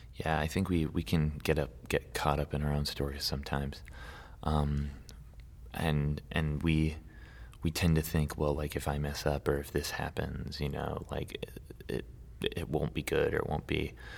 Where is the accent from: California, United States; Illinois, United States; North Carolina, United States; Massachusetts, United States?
California, United States; Santa Barbara; I grew up in Santa Barbara, um, for most of my life